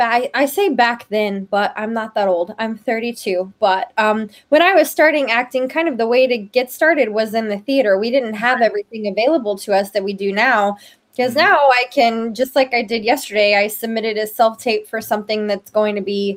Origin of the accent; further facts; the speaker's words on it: Memphis, Tennessee, United States; I actually lived in Memphis proper for a while, and then we moved out to the suburbs.